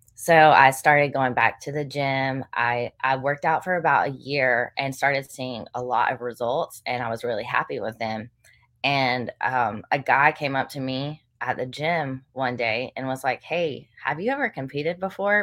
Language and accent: English; Western North Carolina, United States; also born or lived in Chapel Hill, North Carolina; now in Greenville, United States; I grew up in Western North Carolina